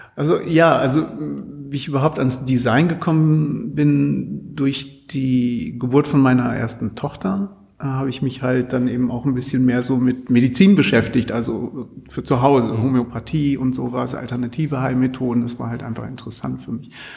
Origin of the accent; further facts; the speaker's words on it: Altwarmbüchen, Lower Saxony, Germany; Ich komme komm aus dem Vorort, also aus Altwarmbüchen